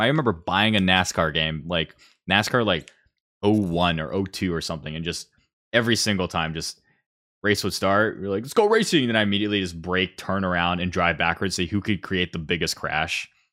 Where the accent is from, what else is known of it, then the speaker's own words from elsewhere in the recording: Columbus, Ohio, United States; I'm from Columbus.